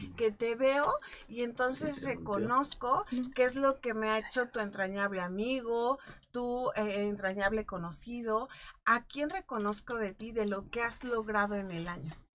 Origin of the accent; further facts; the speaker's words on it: Mexico; como cultura mexicana